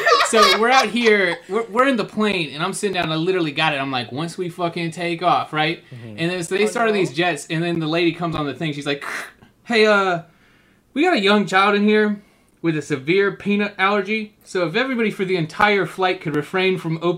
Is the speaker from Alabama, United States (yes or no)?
no; Texas, United States; I'm from Texas